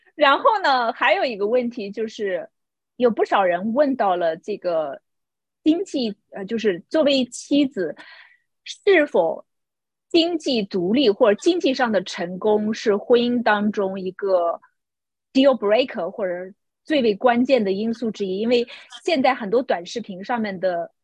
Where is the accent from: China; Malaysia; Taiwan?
China; moved away; 这个也是挑战我们中国人价值观的